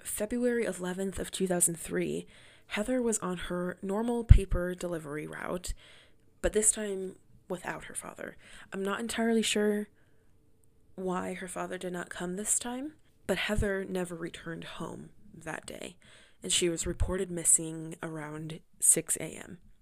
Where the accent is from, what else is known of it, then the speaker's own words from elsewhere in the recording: Gering, Nebraska, United States; moved away; my hometown of Gearing, Nebraska